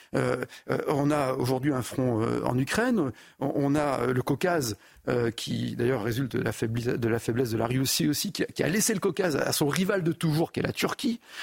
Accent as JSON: {"language": "French", "country": "France", "said": "moi je suis français hein, et uniquement français"}